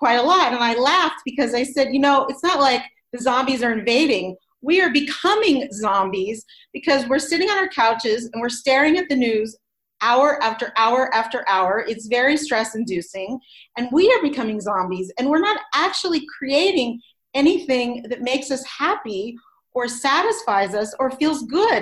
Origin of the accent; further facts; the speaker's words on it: Los Angeles, California, United States; moved away as an adult; now in Boulder, United States; I'm originally from Los Angeles, where I was born and raised